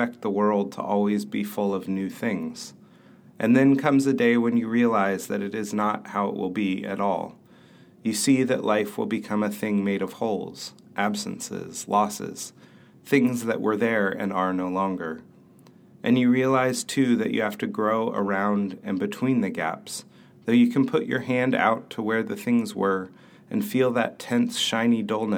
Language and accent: English; Bay Area, California, United States; Growing up in the Bay Area in the 1980s